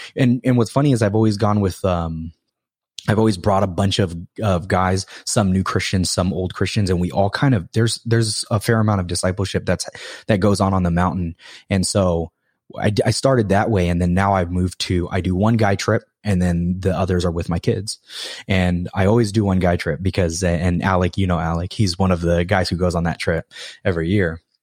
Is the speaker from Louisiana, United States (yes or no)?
no; Hawaii, United States; moved away; also born or lived in California; I'm from Hawaii.